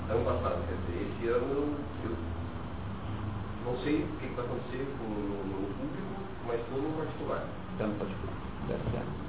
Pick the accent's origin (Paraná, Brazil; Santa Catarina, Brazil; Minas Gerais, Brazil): Paraná, Brazil; Paranavaí; sou de Paranavaí